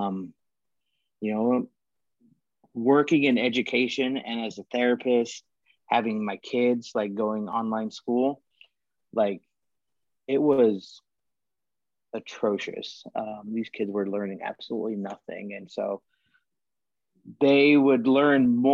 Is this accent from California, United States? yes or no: yes; Alta, California, United States; Growing up in Alta, Tahoe area